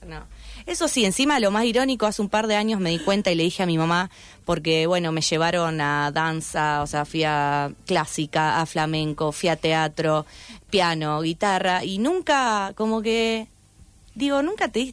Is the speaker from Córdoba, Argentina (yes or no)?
no; Santa Fe, Argentina; yo soy de zona sur, tengo 26 años